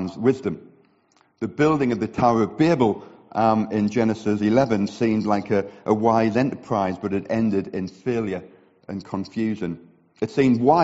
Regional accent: the north of England, United Kingdom; accent: northern regional; now in Billericay, United Kingdom; my northern regional accent

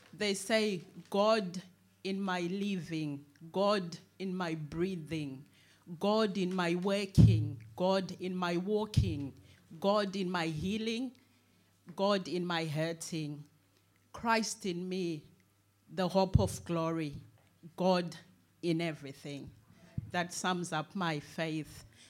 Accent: Zimbabwe; now in United Kingdom; I was born in Zimbabwe

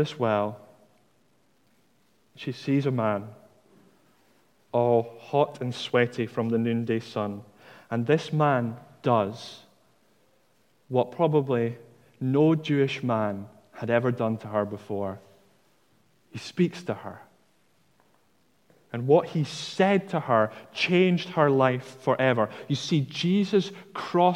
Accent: Dundee, Scotland, United Kingdom; I'm from Dundee, and I have a tendency to drop my T's in the middle of words

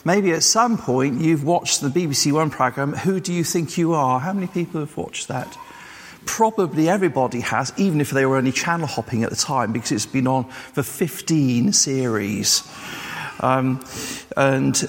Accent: England, United Kingdom; also born or lived in Wales; I was born and bred in England, that I was English

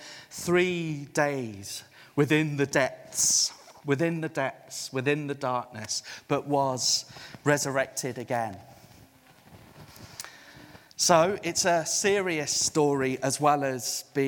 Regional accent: South Africa; now in United Kingdom; I'm a missionary to the UK. I was born in South Africa

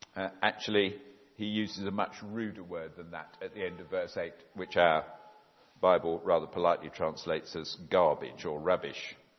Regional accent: Epsom, South East England, United Kingdom; also born or lived in Oxford; I'm very much a Surrey person. I was brought up in Epsom, the other end of the county, uh, since the age of six.

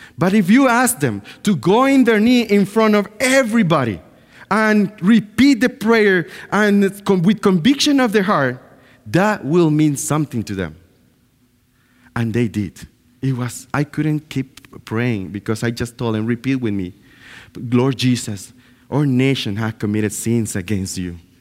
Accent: Bluefields, South Caribbean Coast Autonomous Region, Nicaragua; moved away; I was born in Nicaragua, in a clo-, in a place called Blue Fields

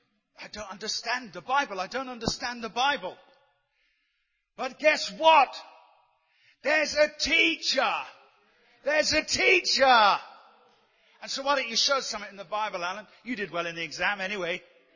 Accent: West Midlands, United Kingdom; How did you know I was from Warwickshire? I didn't mention Warwickshire at all.

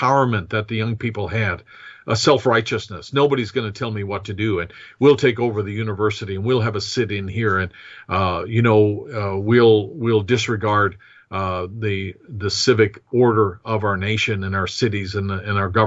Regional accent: United States; as an American

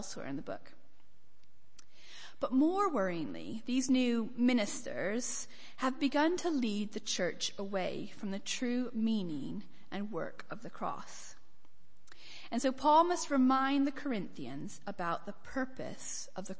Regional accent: United States; From my accent, I grew up in America, although I do get a surprising number of punts for Scottish, Irish, and even West Country

